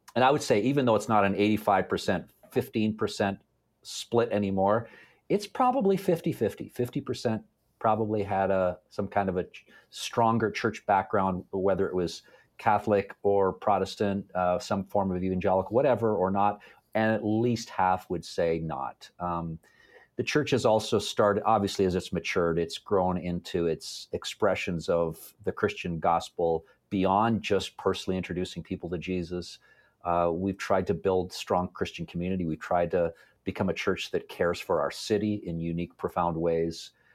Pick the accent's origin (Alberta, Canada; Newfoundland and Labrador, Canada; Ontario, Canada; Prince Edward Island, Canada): Ontario, Canada; Toronto; now in London, Canada; I was, uh, born and raised in the Toronto area